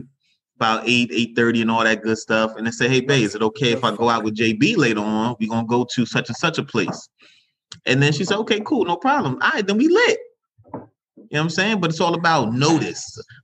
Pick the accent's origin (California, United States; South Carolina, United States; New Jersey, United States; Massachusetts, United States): New Jersey, United States; Orange; I'm from Jersey, Orange, New Jersey, to be exact. 07050, shout Citrus Hill in the building, always.